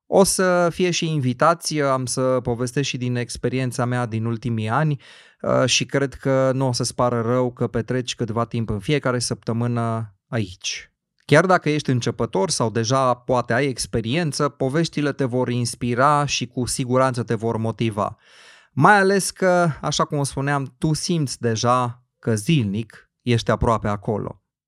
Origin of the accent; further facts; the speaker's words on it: Cluj-Napoca, Cluj County, Romania; orașul meu natal, în Cluj-Napoca